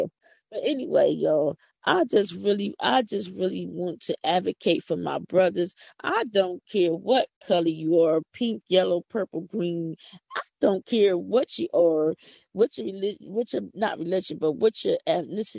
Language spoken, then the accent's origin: English; Philadelphia, Pennsylvania, United States; accent: country; I'm from Philadelphia. I don't talk country.